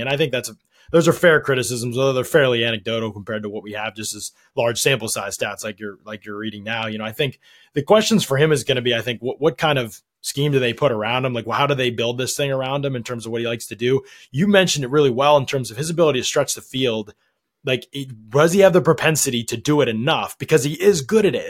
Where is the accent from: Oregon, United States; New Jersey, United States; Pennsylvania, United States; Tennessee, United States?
Pennsylvania, United States; outside Pittsburgh; I grew up outside Pittsburgh